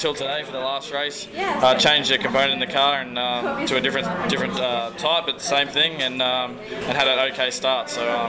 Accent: Queensland, Australia; I grew up in Queensland.

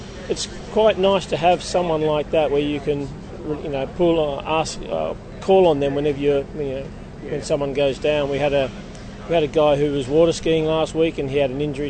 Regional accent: Sydney, New South Wales, Australia; moved away as an adult; also born or lived in Melbourne, Australia / United Kingdom; I was born in Melbourne, bred up in Sydney, and then returned to Melbourne to do a refrigeration apprenticeship

